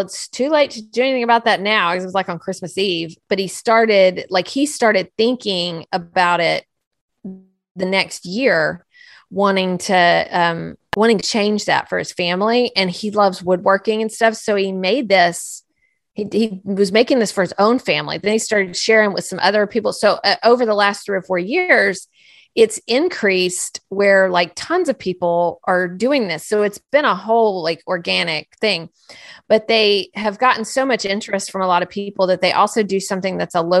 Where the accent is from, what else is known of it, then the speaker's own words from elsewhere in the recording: United States; I'm an American